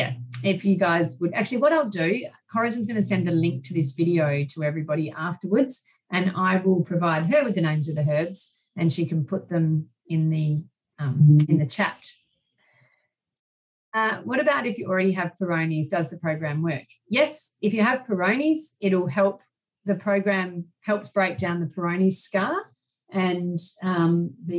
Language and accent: English; Australia; I'm Australian